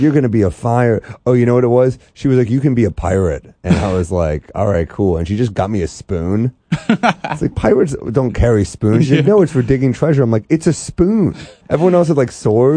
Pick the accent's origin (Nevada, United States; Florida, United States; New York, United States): New York, United States; New York City; I'm from New York City. Originally Manhattan, and then uptown